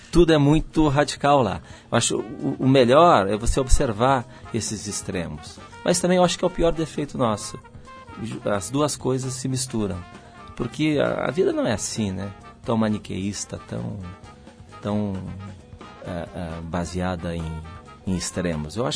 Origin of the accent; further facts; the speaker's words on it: Porto Alegre, Rio Grande do Sul, Brazil; Tudo é, é, são opostos no Rio Grande do Sul.